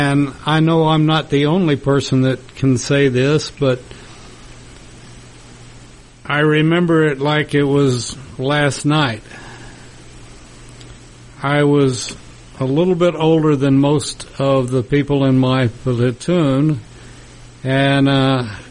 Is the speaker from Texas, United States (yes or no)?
yes; Lubbock, Texas, United States; the school in my hometown